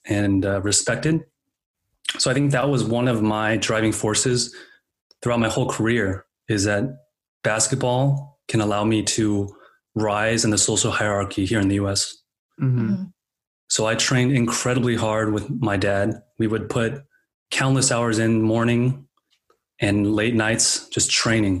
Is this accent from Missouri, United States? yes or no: no; Bay Area, California, United States; I was born and raised in the Bay Area